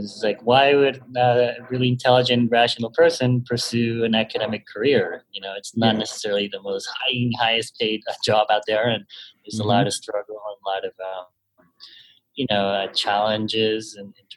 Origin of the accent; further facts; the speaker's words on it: Panama; moved away as an adult; now in United States; I was born and raised in Panama, and then I studied audit here in the U.S.